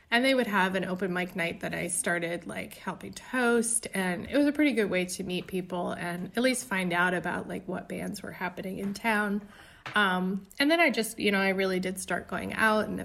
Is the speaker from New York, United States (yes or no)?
no; Indiana, United States; So you could conceivably say all of the songs are about growing up in Indiana or none of the songs. I would say all of them.